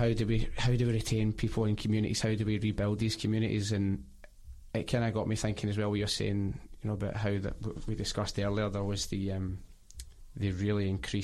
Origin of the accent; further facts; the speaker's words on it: Glasgow, Scotland, United Kingdom; So I'm from North Glasgow